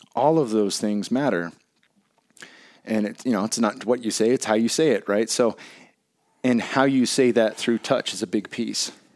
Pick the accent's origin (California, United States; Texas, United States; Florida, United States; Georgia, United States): California, United States; Bay Area; growing up in the Bay Area